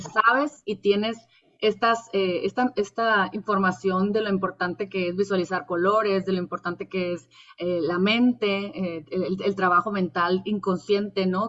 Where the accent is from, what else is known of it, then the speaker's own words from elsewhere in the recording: Mexico; now in San Diego, United States; qué honor tenemos los mexicanos de tenerte próximamente en nuestra tierra.